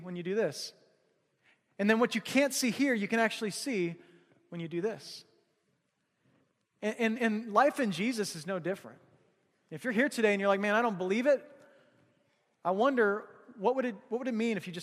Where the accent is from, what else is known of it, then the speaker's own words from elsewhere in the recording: Missouri, United States; now in Alaska, United States; we grew up hunting in Missouri, hunting whitetail